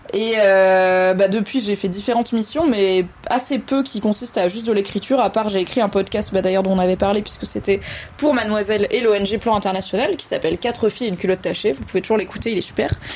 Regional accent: Valence, Auvergne-Rhône-Alpes, France; also born or lived in Alsace; J'ai grandi à Valence, dans la Drôme

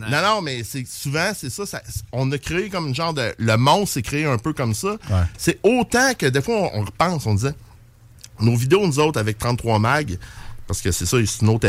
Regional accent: Saguenay, Quebec, Canada; Ben moi je viens de Saguenay, man. Je suis descendu pour ça.

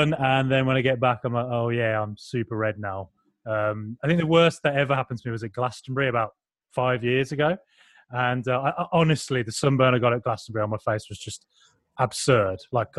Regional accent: Ireland; So I've just repeated that mistake yet again, forgetting that I am Irish.

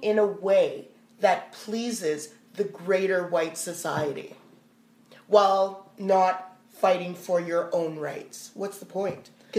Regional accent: Canada; I'm a Canadian. I grew up here. I was born here

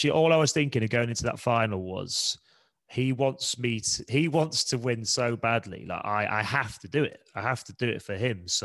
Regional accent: Leeds, Yorkshire and the Humber, United Kingdom; moved away; I'm from Leeds. I had a year out of school and played for my local club Leeds

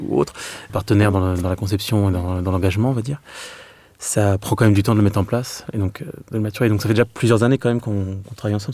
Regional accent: Meaux, Île-de-France, France; born or raised there; moved away; also born or lived in Clermont-Ferrand

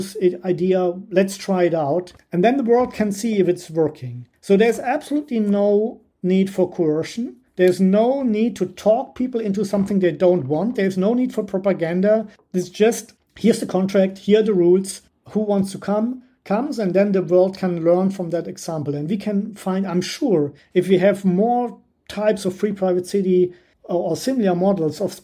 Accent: Germany; I'm German too by nationality, and I was raised in Germany

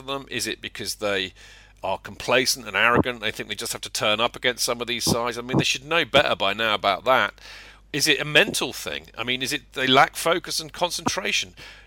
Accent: England, United Kingdom; we're English

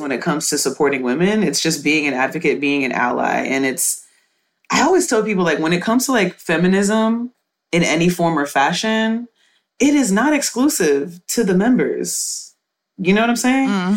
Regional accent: Houston, Texas, United States; I was raised in Houston, Texas

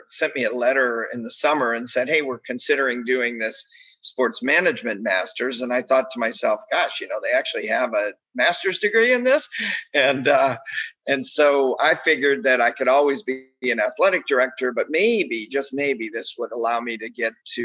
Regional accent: Bennington, Vermont, United States; moved away as an adult; also born or lived in Springfield, Massachusetts / Detroit area, Michigan; I grew up in Bennington, Vermont, of all places

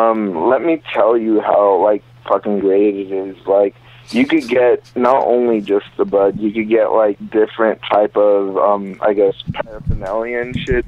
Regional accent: Garland, Texas, United States; also born or lived in Honduras; It's actually, I'm from Garland, Texas.

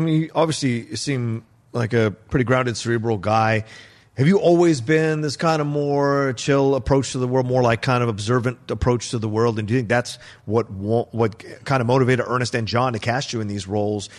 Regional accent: Virginia, United States; kid growing up in Virginia

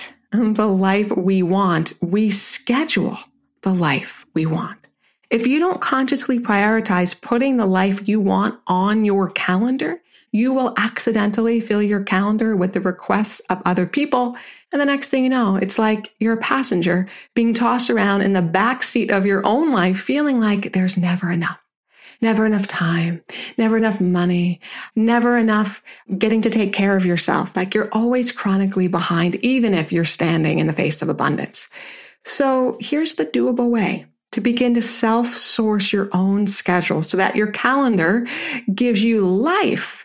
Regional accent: Jersey Shore, New Jersey, United States; I'm a Jersey girl, right? I was raised near the Jersey Shore

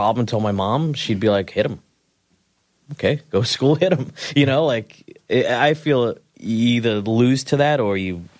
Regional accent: Queens, New York, United States; I don't know. I'm from Queens, man.

